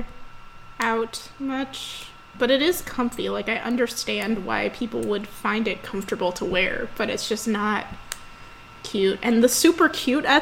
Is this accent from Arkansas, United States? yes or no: no; San Diego, California, United States; moved away as an adult; also born or lived in Pennsylvania; I'm from San Diego